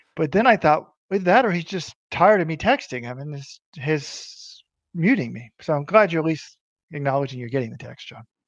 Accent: United States; I am an American

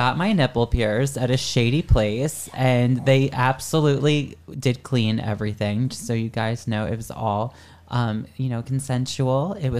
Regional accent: New Jersey, United States; growing up in New Jersey

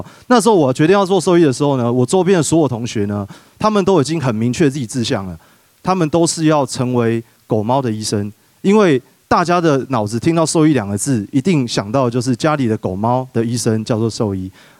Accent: Taipei, Taiwan; moved away as an adult; also born or lived in Yunlin; 我是一个这个从小在台北长大的小孩哦。

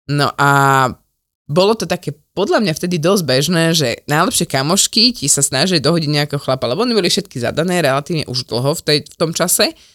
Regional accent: Slovakia; aký sme my Slováci

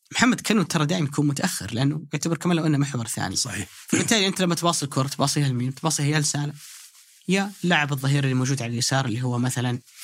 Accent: Saudi Arabia; انا كسعودي

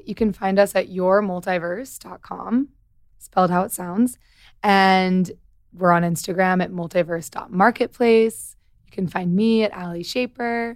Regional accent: Missouri, United States; I'm from Missouri

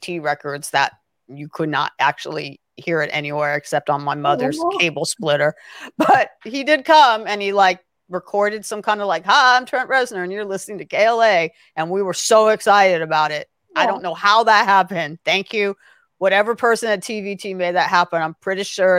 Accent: Los Angeles, California, United States; I am from Los Angeles.

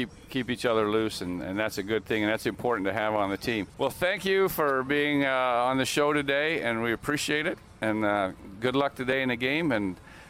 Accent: Utah, United States; I grew up in Utah

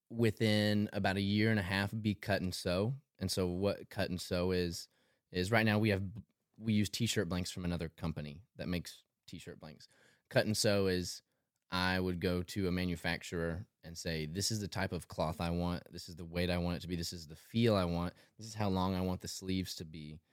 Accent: Tullahoma, Tennessee, United States; moved away as an adult; also born or lived in Murfreesboro, Tennessee; now in Nashville, United States; 26 from Tullahoma, Tennessee. It's about an hour and a half south of Nashville. Um, yeah, so grew up there

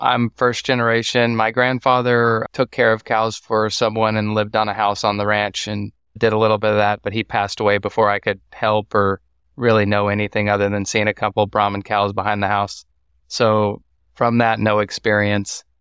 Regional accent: Waco, Texas, United States; also born or lived in Austin, Texas; I'm from Waco, Texas, and I went to college in Waco, Texas. So I'm not far from home, about forty, forty minutes from my childhood home.

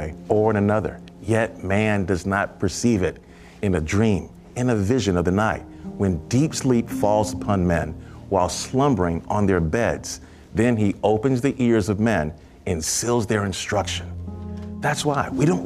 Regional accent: New York City, New York, United States; I was from Brooklyn, New York

